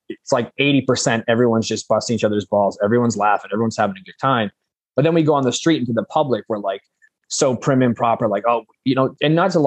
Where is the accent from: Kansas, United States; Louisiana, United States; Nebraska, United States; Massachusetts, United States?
Massachusetts, United States; Central; I'm from Massachusetts. I'm from like Central Mass